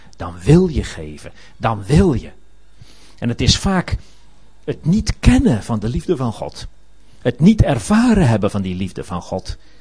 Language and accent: Dutch; Netherlands